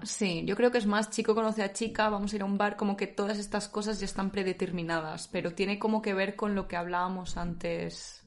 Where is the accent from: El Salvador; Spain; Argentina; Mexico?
Spain; now in Netherlands; como españolas